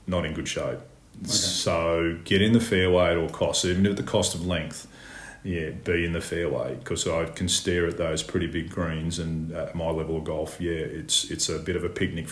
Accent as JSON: {"language": "English", "town": "Charlestown", "region": "New South Wales", "country": "Australia", "tie": "born or raised there", "said": "Charlestown Golf Course, which is my hometown"}